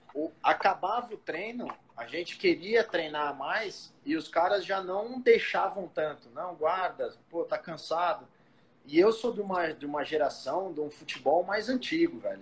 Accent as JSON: {"language": "Portuguese", "region": "São Paulo", "country": "Brazil", "tie": "born or raised there", "said": "eu sou natural de São Paulo, aqui da Zona Leste, é, do Tatuapé"}